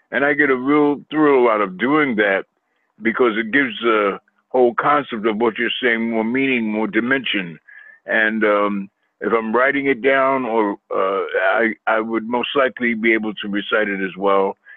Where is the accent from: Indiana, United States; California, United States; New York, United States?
New York, United States; Queens; I was raised in Queens, New York.